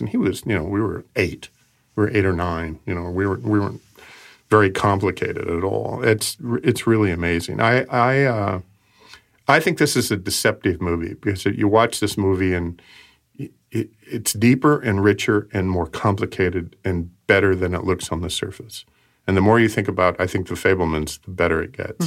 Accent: Portland, United States; when I was growing up in Portland

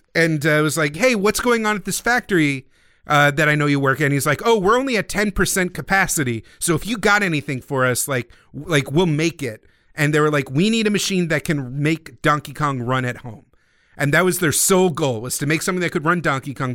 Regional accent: United States; being an American Nintendo fan in early childhood

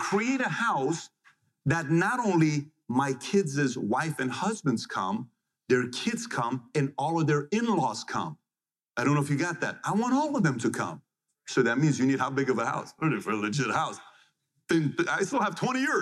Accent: Iran; When I was born in Iran

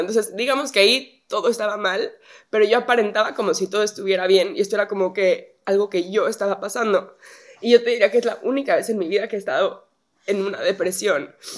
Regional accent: Mexico; moved away as an adult; now in United States; de México

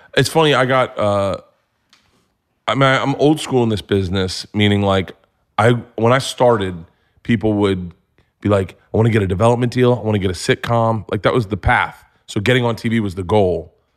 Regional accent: Florida, United States; I grew up in Florida

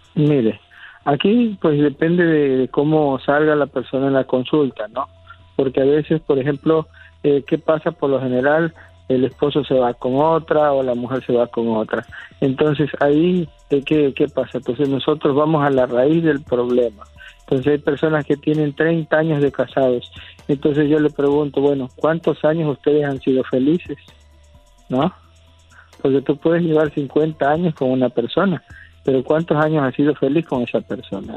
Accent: San Andrés Tuxtla, Veracruz, Mexico; also born or lived in Catemaco, Veracruz

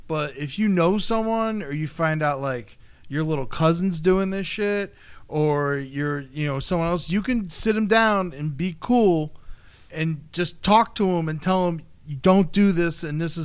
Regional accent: Boca Raton, Florida, United States; born or raised there; moved away

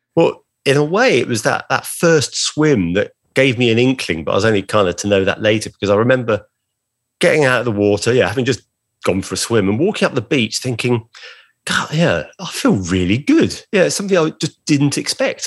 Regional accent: Brighton, South East England, United Kingdom; my hometown of Brighton on the south coast of England

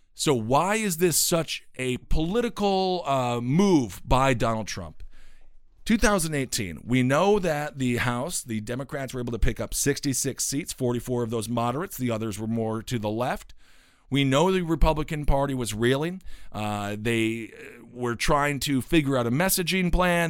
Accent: Stevens Point, Wisconsin, United States; my hometown again of Stevens Point, Wisconsin

